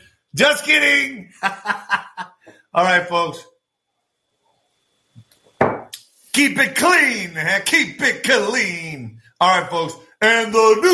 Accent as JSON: {"language": "English", "country": "United States", "said": "I'm just trying to do my part as an American"}